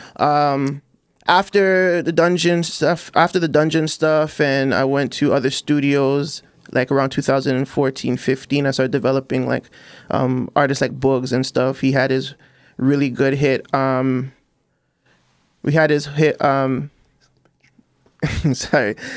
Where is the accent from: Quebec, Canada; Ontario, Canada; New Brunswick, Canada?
Ontario, Canada; Toronto; I'm from Chester Lee.